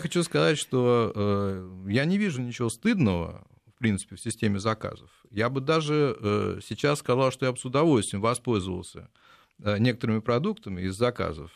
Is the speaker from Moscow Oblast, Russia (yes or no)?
yes; Lyubertsy, Moscow Oblast, Russia; в моем родном городе, подмосковных Люберцах